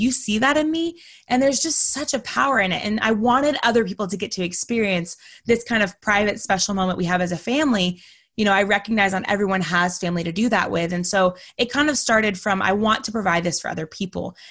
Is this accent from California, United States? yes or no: no; Texas, United States; also born or lived in North Carolina; now in Florida, United States; I'm originally from Texas